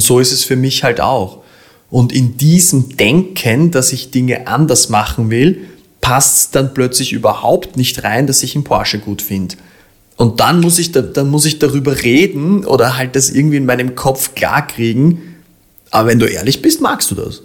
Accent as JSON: {"language": "German", "region": "Vienna", "country": "Austria", "said": "da bin ich ein Wiener"}